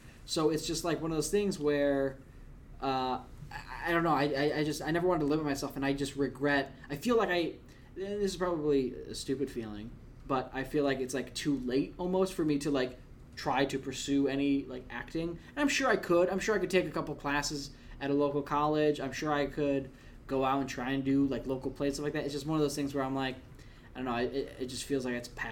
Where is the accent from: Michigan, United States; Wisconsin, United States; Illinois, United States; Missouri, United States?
Wisconsin, United States; moved away as an adult; also born or lived in Long Island; you're from Wisconsin